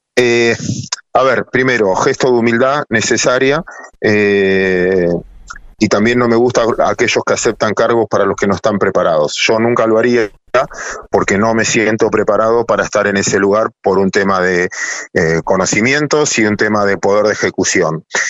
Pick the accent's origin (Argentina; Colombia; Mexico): Argentina; mis abuelos inmigrantes que no tenían idioma como la mayoría de todos los argentinos